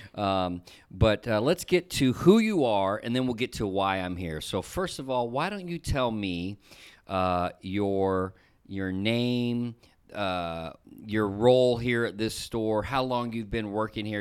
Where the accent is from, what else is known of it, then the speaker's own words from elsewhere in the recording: the South, United States; somebody like me from the South